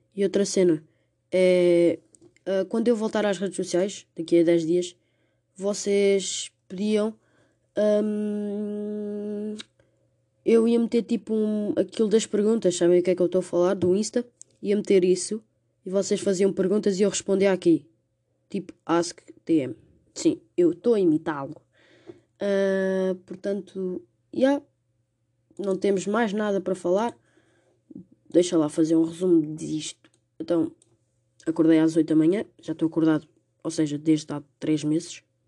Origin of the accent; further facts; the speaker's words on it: Portugal; como portugueses